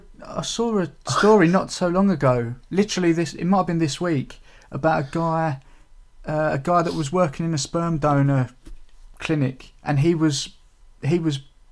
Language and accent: English; Rainham, United Kingdom; I'm from Raynham